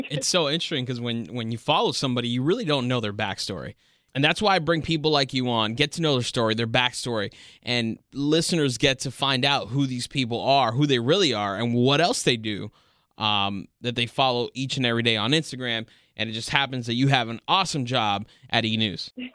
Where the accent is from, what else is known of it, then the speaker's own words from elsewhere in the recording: Miami, Florida, United States; born and raised in Miami, just like me